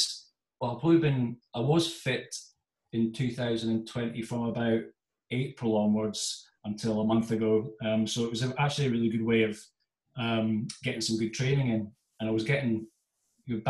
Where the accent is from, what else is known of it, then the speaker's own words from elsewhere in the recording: Aberdeen, Scotland, United Kingdom; also born or lived in Stirling; I'm from Aberdeen. I was up in Aberdeen at school at the time.